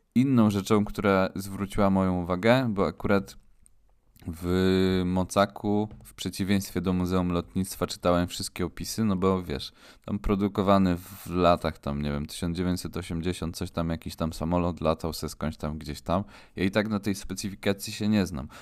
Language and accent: Polish; Silesian Voivodeship, Poland; my jesteśmy chłopaki ze Śląska